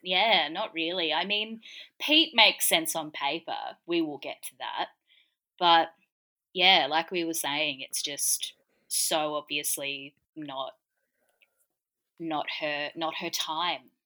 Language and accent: English; Gold Coast, Queensland, Australia; I grew up on the Gold Coast